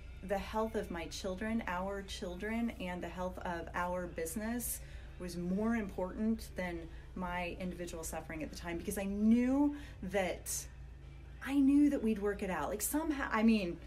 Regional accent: Iowa, United States; now in Oregon, United States; growing up in Iowa in a very Catholic family where nobody gets divorced ever

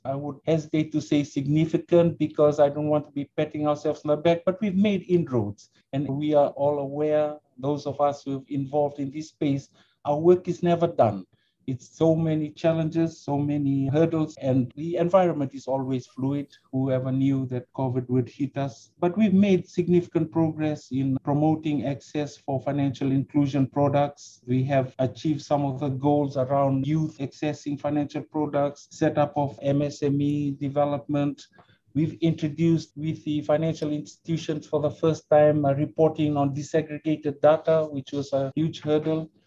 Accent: Suva, Central Division, Fiji; also born or lived in Brisbane, Australia; I'm a uh, Fijian. I grew up right here in Suva, the capital of uh, Fiji

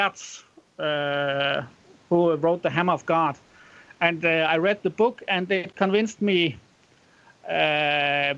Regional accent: Randers, Central Denmark Region, Denmark; Now I was born in Randers, which is I think it's the sixth largest city in Denmark now.

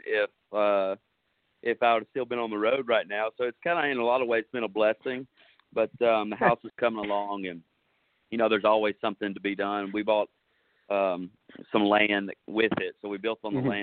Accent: Jackson, Tennessee, United States; moved away as an adult; now in Nashville, United States; I'm from Jackson, Tennessee, and moved to Nashville 11 years ago

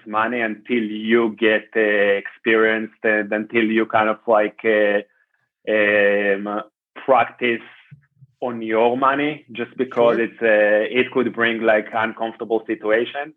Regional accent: Israel; moved away as an adult; also born or lived in Bay Area, California, United States; I am from Israel

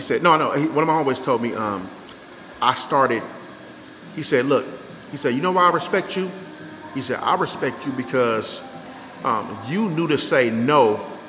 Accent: Inglewood, California, United States; I was born in Inglewood

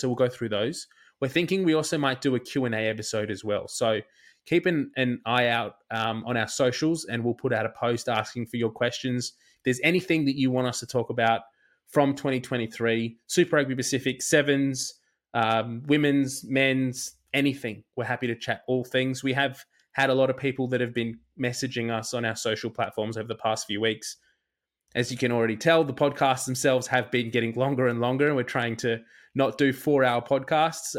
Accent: Australia; as an Australian

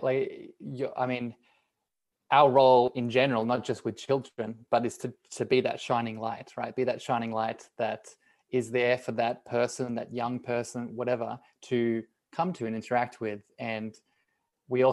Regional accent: Australia; being Australian and being and living here

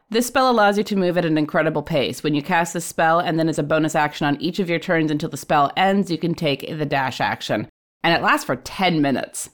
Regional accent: Alaska, United States; I'm from Alaska

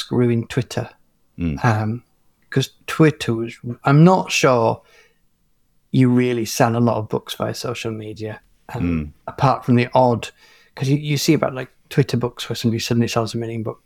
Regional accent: England, United Kingdom; I'm an English national

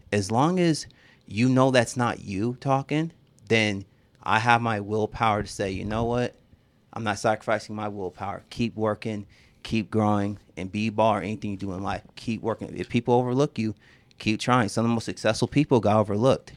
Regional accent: Seattle, Washington, United States; I'm from Seattle

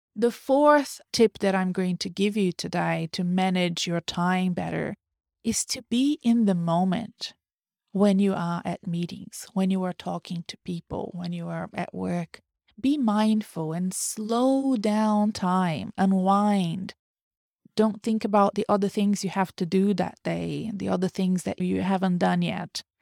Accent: Brazil; first language Portuguese; English is a second language; moved away

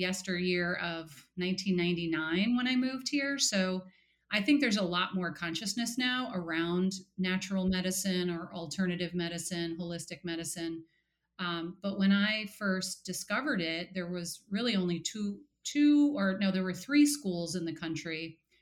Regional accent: New York, United States; also born or lived in Portland, Oregon; now in New Haven, United States; I grew up in New York, so I'm an East Coaster

